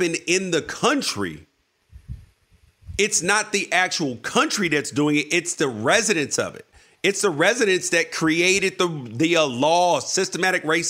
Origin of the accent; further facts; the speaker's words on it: United States; I love being an American. Would not want to be anywhere else, born anywhere else, happy to be here